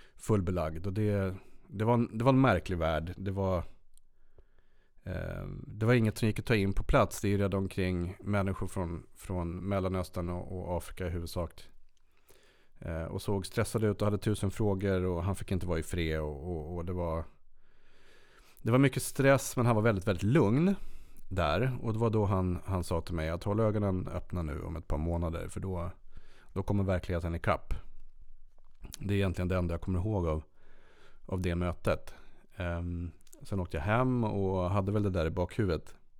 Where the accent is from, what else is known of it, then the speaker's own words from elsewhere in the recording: Sweden; som god svensk